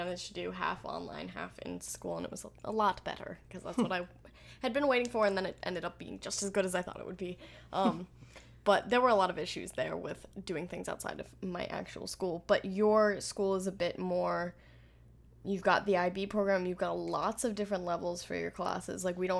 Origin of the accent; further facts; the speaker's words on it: United States; We're from America.